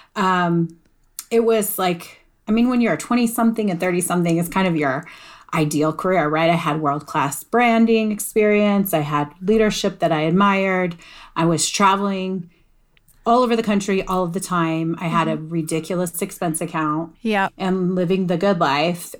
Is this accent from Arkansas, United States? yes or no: no; Colorado, United States; I'm a Colorado girl. I'm a Colorado native